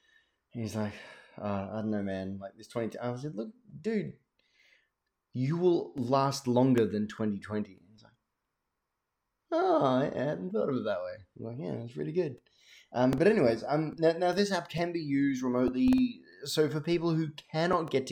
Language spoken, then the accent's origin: English; Australia; I'm Australian